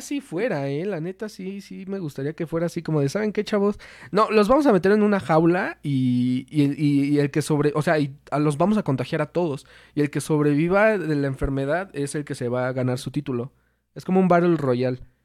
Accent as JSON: {"language": "Spanish", "town": "Toluca", "region": "State of Mexico", "country": "Mexico", "said": "somos de, aquí de Toluca"}